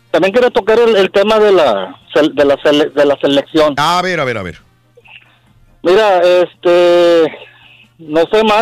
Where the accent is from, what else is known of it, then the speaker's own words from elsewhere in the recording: Mexico; como buenos mexicanos